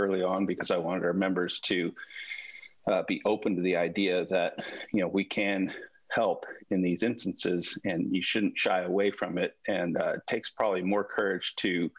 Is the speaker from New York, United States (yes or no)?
no; Southern California, United States; moved away as an adult; now in Bakersfield, United States; I grew up in Southern California. I moved up here to swim at Cal State University Bakersfield.